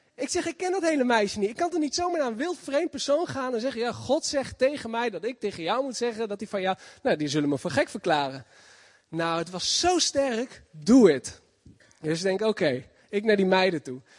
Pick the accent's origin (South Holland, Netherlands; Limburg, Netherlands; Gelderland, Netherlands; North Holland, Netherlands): Gelderland, Netherlands; Zutphen; ik kom uit Zutphen.